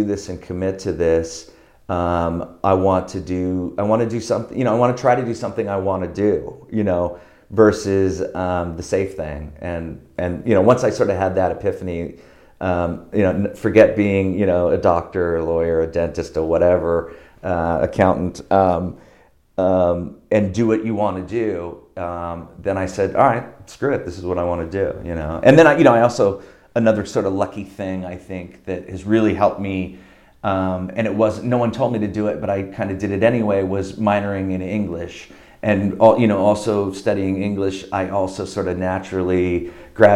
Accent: Diamond Bar, California, United States; I grew up in Diamond Bar, which is like on the fringe of LA County, right next to Orange County

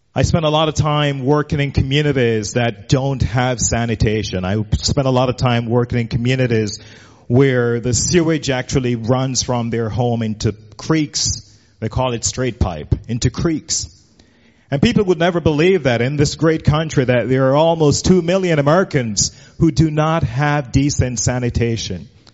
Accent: Jamaica; moved away as an adult; now in United States; I grew up in Jamaica as a kid

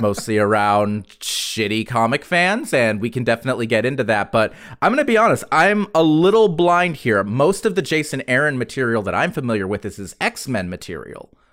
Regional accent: the South, United States; I'm proud to have grown up in the South

